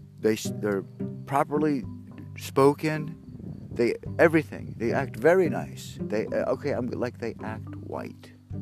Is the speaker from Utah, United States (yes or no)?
no; Haledon, New Jersey, United States; also born or lived in Wayne, New Jersey; And I grew up in Haledon when it was predominantly white.